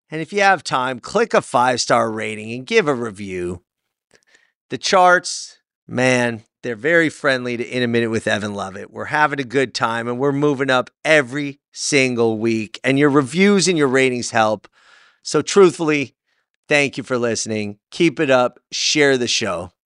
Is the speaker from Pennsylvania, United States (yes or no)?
no; Los Angeles, California, United States; I was born in Van Nuys at a hospital called Valley Presbyterian in 1978. So I got Van Nuys in my heart, literally.